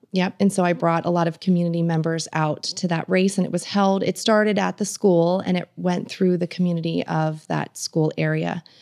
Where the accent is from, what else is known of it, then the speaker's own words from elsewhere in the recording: Northampton, Pennsylvania, United States; moved away as an adult; also born or lived in Bloomsburg, Pennsylvania; now in Camp Hill, United States; I grew up near Allentown